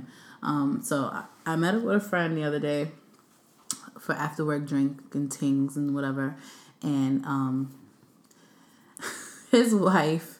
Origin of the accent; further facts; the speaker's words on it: New York City, New York, United States; I'm from Brooklyn